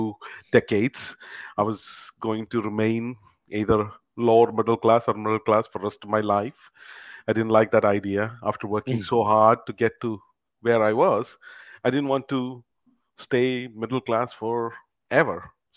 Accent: India; moved away as an adult; also born or lived in United Kingdom; now in Canada; I'm originally from India

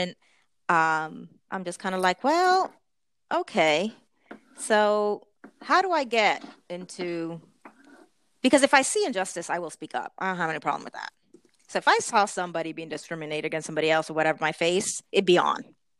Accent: Puerto Rico; also born or lived in United States; And so from the time I was 10 years old until 20, I lived in Puerto Rico. So basically my formative years.

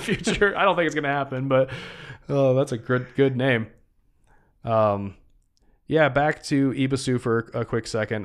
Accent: Michigan, United States; my home state

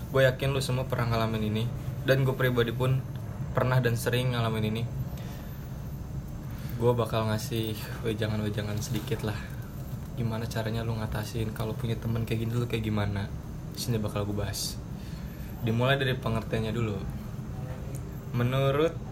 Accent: Bogor, West Java, Indonesia; gue orang Bogor agama gue agama sebelum Wali Songo

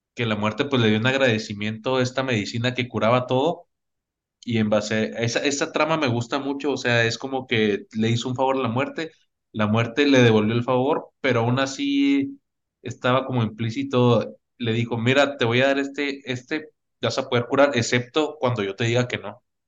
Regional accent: Mexico; como mexicanos te digo

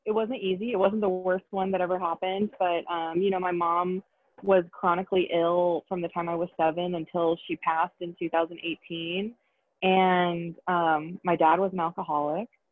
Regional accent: Atlanta, Georgia, United States; moved away as an adult; now in Los Angeles, United States; I am from Atlanta, Georgia. I was born there

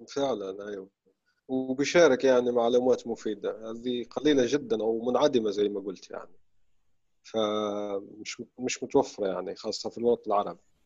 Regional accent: Syria; now in Egypt; جداتنا بتحكي يعني قصص شعبية وعامية سورية حلوة جداً، ونحن عندنا يعني ثقافة الحكواتي

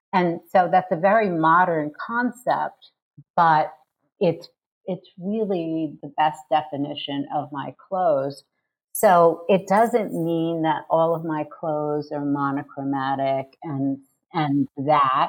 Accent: New York City, New York, United States; I'm from New York City

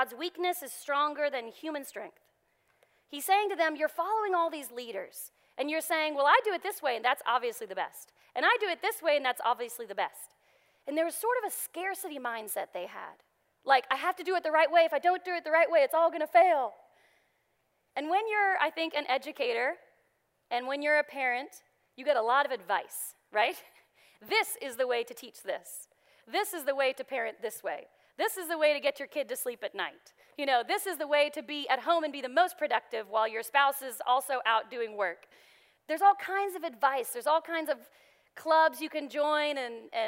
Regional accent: Texas, United States; moved away; I'm from Texas, and you may have heard that a little bit every now and then

